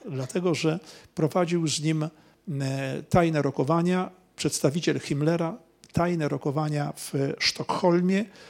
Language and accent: Polish; Poland; jestem z Polski